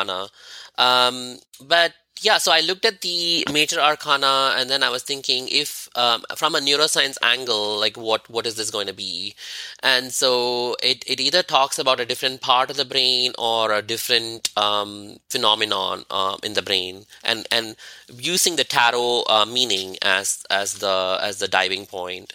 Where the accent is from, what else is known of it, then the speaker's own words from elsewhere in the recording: India; moved away as an adult; As an Indian who is Hindu